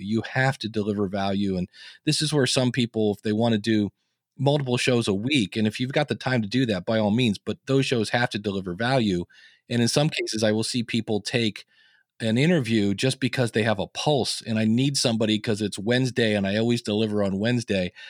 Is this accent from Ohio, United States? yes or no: yes; Akron, Ohio, United States; I was born in Akron, Ohio. I delivered the newspaper